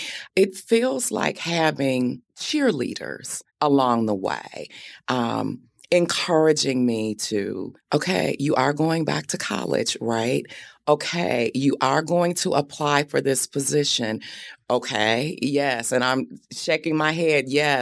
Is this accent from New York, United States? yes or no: no; Benton Harbor, Michigan, United States; have much family left in Benton Harbor, but it's forever home.